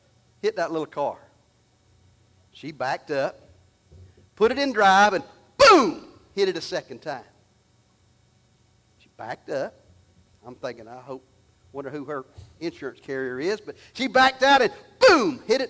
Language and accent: English; Alabama, United States; I'm from Alabama